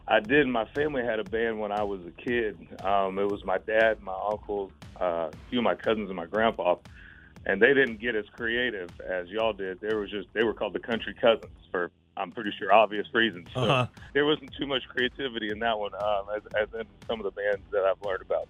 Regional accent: Florida, United States; I'm from Florida

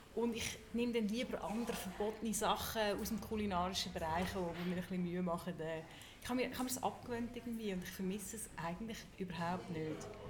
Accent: Zug, Switzerland; ich bin in Zug aufgewachsen

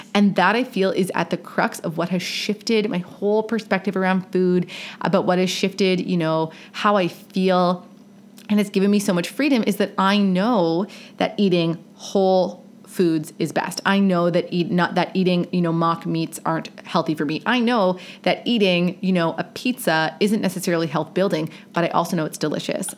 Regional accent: Canada; Growing up in Canada

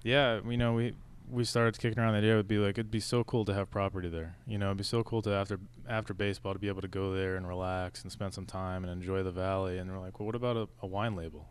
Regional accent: Rhode Island, United States; moved away; I'm originally from Rhode Island

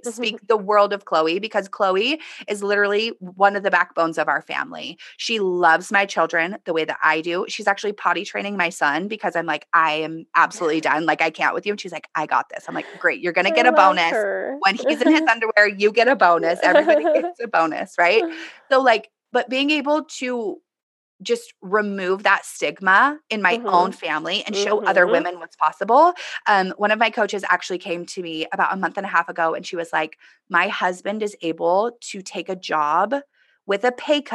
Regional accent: Southern California, United States; I grew up in Southern California

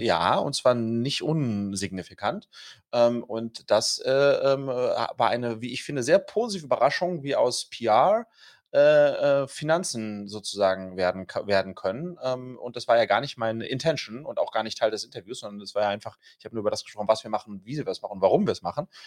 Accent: Wiesbaden, Hesse, Germany; wir kommen ja beide aus Wiesbaden und wir sind beide aus Gutenberg-Gymnasium gegangen

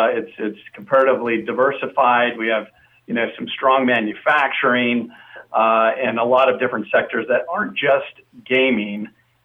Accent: Las Vegas, Nevada, United States; So it was really exciting to have my hometown team, you know, come to Southern Nevada.

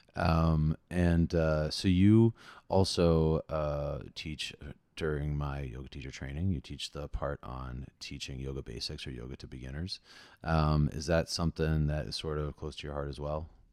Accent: New Jersey, United States; I am from New Jersey

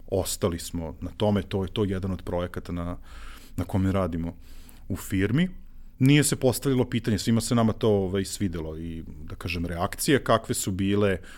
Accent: Zrenjanin, Vojvodina, Serbia; Ja jedini zrenjaninac

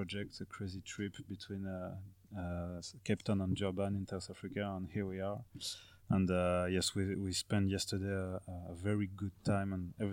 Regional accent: France; from France.

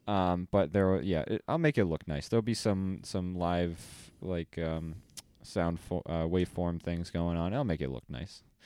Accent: Fall River, Massachusetts, United States; moved away as an adult; now in Rhode Island, United States

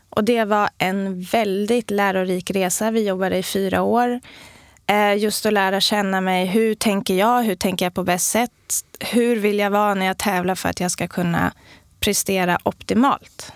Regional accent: Sweden; man är stolt över sitt land och att vara svensk

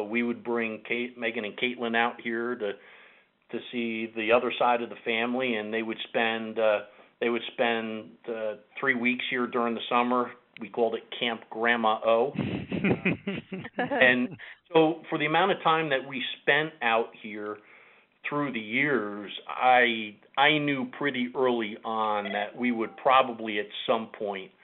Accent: New Jersey, United States; moved away as an adult; also born or lived in New York; now in Grinnell, United States; I was born and raised in New Jersey in a town called Mars Plains, which was about, or which is about 30 minutes outside of New York City

